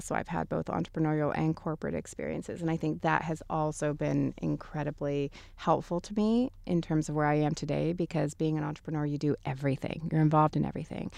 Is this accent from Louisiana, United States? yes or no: no; Texas, United States; moved away; also born or lived in Hollywood, California / Mexico City, Mexico; having grown up in Texas at the time that I was raised in Texas